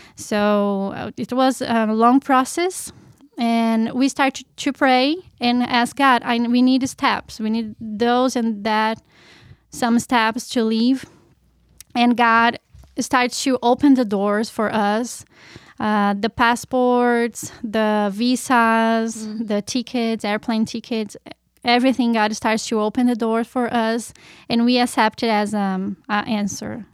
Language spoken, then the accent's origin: English; Curitiba, Paraná, Brazil; English is a second language; moved away as an adult; I'm from Brazil, in Curitiba. It's uh, the name of our state is Paraná. And I grew up there